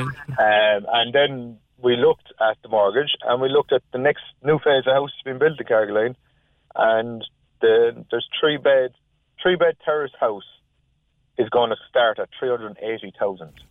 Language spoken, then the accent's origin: English; Cork, Munster, Ireland; also born or lived in Galway; now in Cork, Ireland; I'm from from Cork